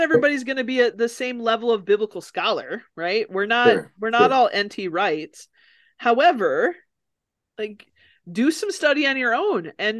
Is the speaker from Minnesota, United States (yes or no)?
yes; near Mankato, Minnesota, United States; I'm not from Mankato, but from close to there.